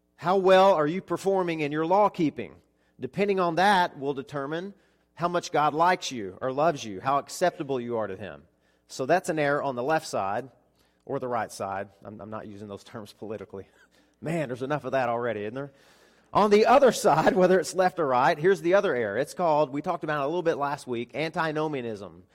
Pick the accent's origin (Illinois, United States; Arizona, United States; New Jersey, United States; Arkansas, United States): Arkansas, United States; moved away as an adult; also born or lived in Florida; nine hundred miles away from where I grew up. So I moved from Arkansas to Florida